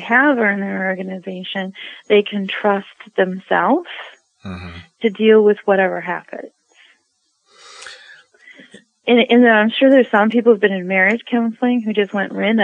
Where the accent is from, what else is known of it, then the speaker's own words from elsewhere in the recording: Midwest, United States; I'm from the Midwest